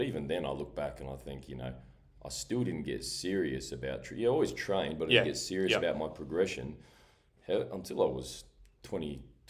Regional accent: New Zealand; moved away; I was always obsessed with being a Kiwi, being Māori.

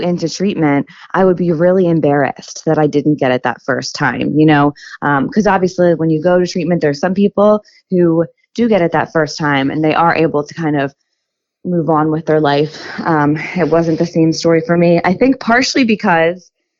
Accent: Philadelphia, Pennsylvania, United States; I'm from Pennsylvania, the suburbs of Philadelphia

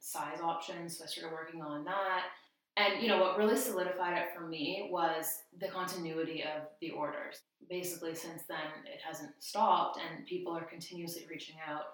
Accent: Ontario, Canada; moved away as an adult; also born or lived in Victoria, BC; now in Abbotsford, Canada; I grew up in Ontario.

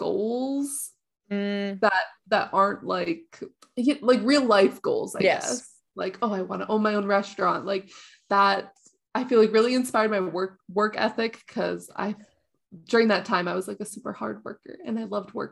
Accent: Canada; It's really easy to get for me as a Canadian to get.

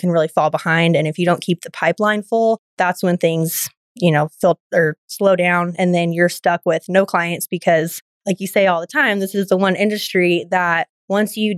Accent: San Diego, California, United States; moved away as an adult; now in College Station, United States; I grew up in San Diego

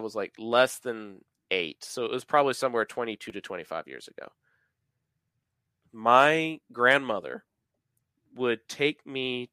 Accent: Texas, United States; I am from Texas

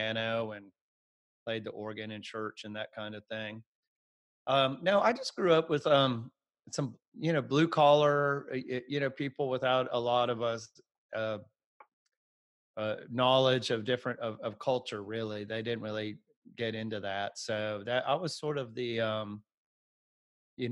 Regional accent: Atlanta, Georgia, United States; I grew up in the Atlanta area

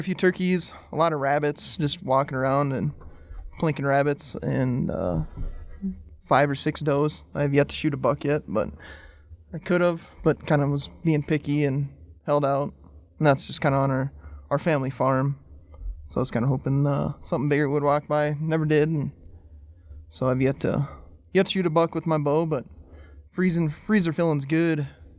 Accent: South Dakota, United States; We're South Dakota.

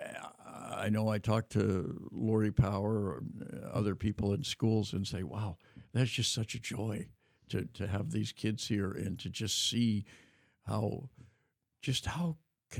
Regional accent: Davis, California, United States; When I was growing up in Davis, we didn't have a Catholic school

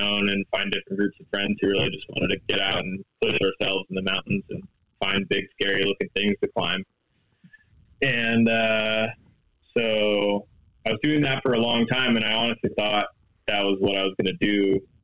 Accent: Los Angeles, California, United States; I'm from Los Angeles, California

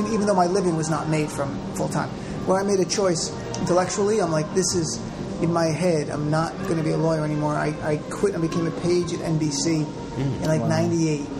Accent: Paramus, New Jersey, United States; also born or lived in Lodi, New Jersey; I grew up in Lodi, New Jersey, where I was born, until I was 8.

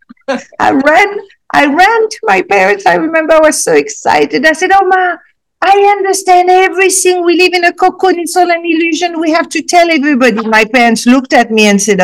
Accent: Casablanca, Casablanca-Settat, Morocco; also born or lived in Africa; after that, I moved to Casablanca, Morocco

